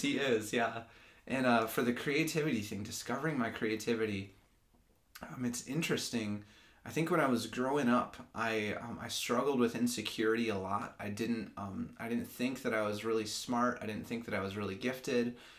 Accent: Grand Rapids, Michigan, United States; also born or lived in Lansing, Michigan; I'm from Grand Rapids, Michigan, grew up there, um, and then I moved to Lansing in 2012 for school

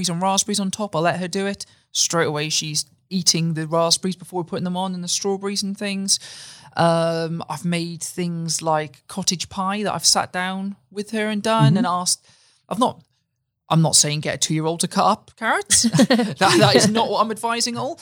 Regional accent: Ipswich, East of England, United Kingdom; I'm from Ipswich myself as well

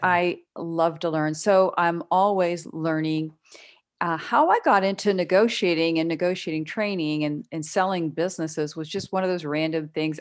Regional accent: Pittsburgh, Pennsylvania, United States; now in Texas, United States; I grew up in the Pittsburgh area

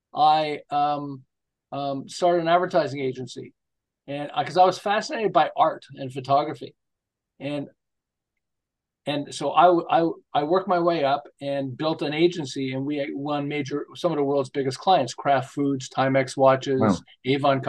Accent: Montreal, Quebec, Canada; moved away as an adult; now in Southern California, United States; I'm originally from Montreal. I live in Southern California now. We've lived here for 37 years.

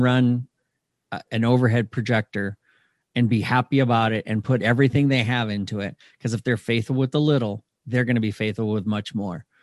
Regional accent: Michigan, United States; moved away; I grew up in Michigan for a lot of my life

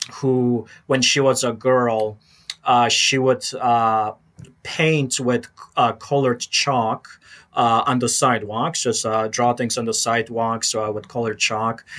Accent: Chicago, Illinois, United States; growing up in Chicago in the 90s

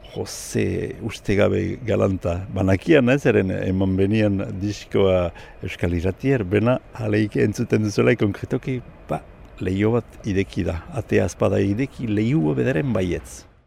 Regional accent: Gotein-Libarrenx, Nouvelle-Aquitaine, France; gotanie irabarnekua, irabarne auzokua pasatzen bazizte, hola mauletik lehen herria, lehen karrika iebarne. Ordian sortu nintzen

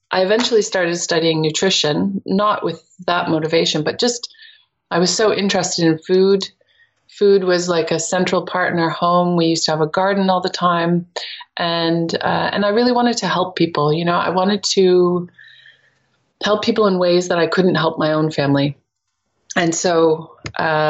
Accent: near Toronto, Ontario, Canada; moved away as an adult; also born or lived in England; now in Netherlands; when I was growing up in Canada, near Toronto

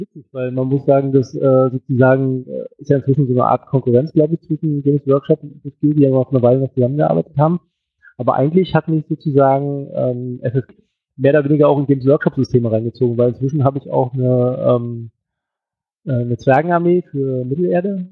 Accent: Berlin, Germany; ich komme aus Berlin

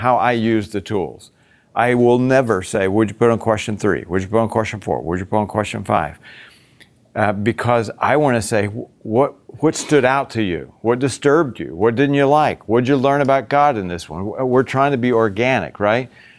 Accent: Virginia, United States; also born or lived in Boston; now in Florida, United States; I grew up in the South. I grew up in Virginia

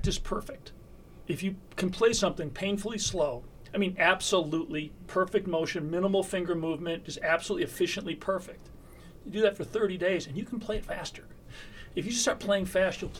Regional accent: Batavia, New York, United States; moved away as an adult; also born or lived in Hollywood; I grew up in central western New York.

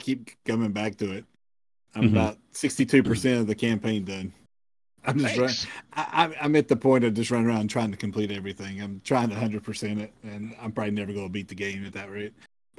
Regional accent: the South, United States; I'm from the South.

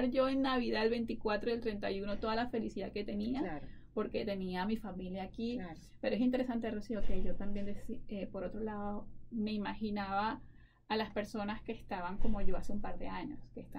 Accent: Venezuela; moved away as an adult; now in Colorado, United States; sabes que soy de Venezuela

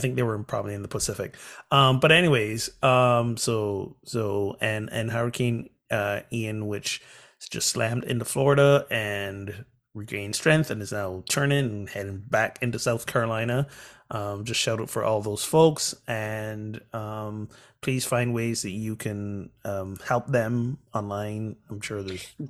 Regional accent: Barbados; my home country, Barbados

